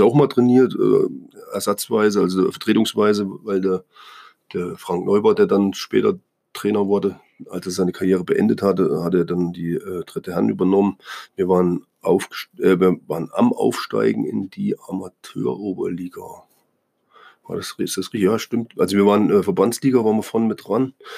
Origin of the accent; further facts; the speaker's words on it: East Germany, Germany; moved away; also born or lived in Bremen; ich als Ossi